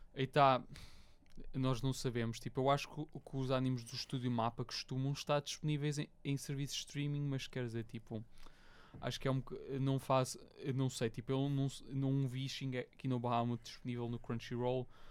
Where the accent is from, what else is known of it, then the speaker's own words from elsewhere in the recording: Portugal; nós Sim. somos portugueses, tipo, literalmente vivemos no país mais pio do mundo